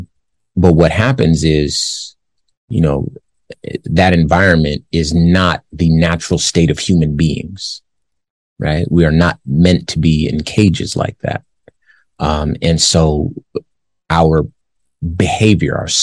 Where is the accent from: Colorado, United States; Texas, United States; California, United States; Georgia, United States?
California, United States; Compton; first language Spanish; English is a second language; So, I'm from LA. City of Compton? Yes. I grew up around Black people and Mexican people